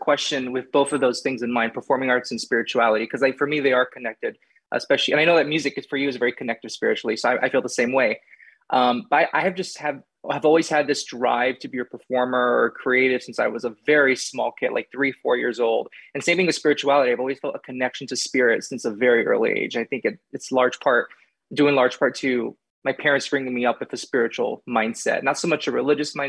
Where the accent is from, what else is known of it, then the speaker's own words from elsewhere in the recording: Miami, Florida, United States; moved away as an adult; also born or lived in Houston, Texas; now in New York City, United States; I was born in Houston, Texas, and then we moved to Miami, Florida when I was three, and I lived there until my early 20s.